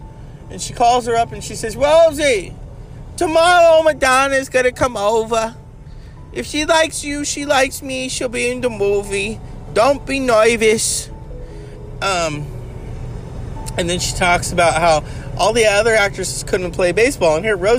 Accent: New York, United States; accent: New York; I'm from New York. And, you know, when you got an accent like this

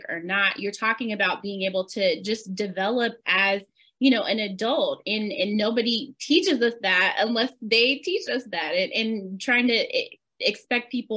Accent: the South, United States; as children growing up in the South, we spend a lot of time at church.

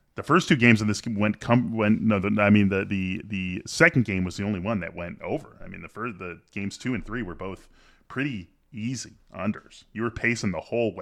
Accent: Chicago, Illinois, United States; growing up in Chicago. It says the, the Chicago area, the northern suburbs, we get educated wonderfully, Dan and I did, in the northern suburbs of Chicago

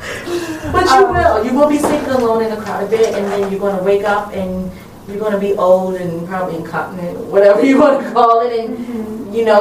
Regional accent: Baltimore, Maryland, United States; I have lived here all my life, born and raised in West Baltimore

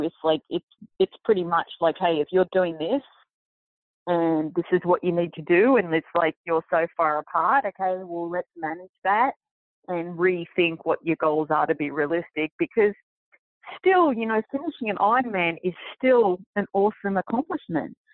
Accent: Sydney, New South Wales, Australia; moved away as an adult; now in United States; Sydney, basically my hometown.

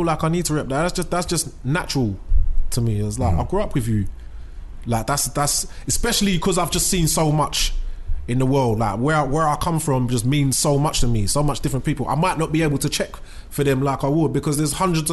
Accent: London, United Kingdom; I'm from Bow. So Bow like it's mixed

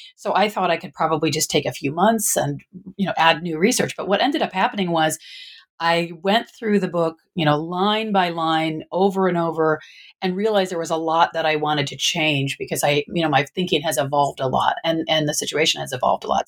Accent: Michigan, United States; now in Northern California, United States; I I was originally from the Midwest, from Michigan

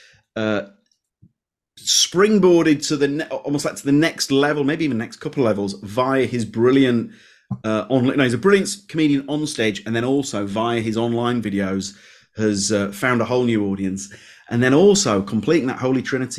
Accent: Leeds, Yorkshire and the Humber, United Kingdom; born or raised there

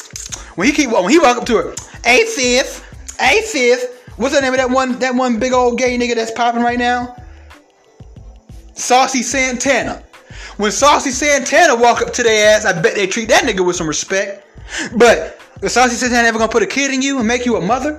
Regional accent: Atlanta, Georgia, United States; I'm from Atlanta

